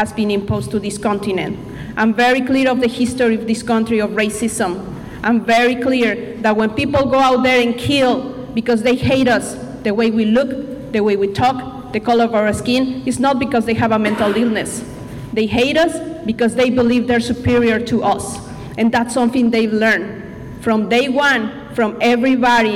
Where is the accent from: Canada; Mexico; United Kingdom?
Mexico; English is a second language; now in Bellingham, United States; I'm originally from Mexico.